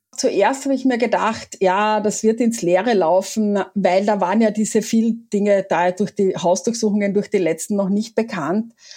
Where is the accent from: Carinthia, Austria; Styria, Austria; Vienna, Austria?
Carinthia, Austria; ich bin Kärntnerin